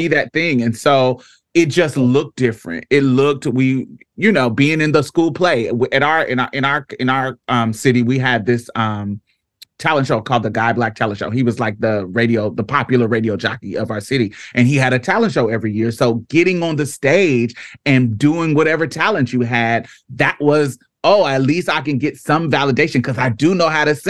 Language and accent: English; Indianapolis, Indiana, United States; I grew up in Indianapolis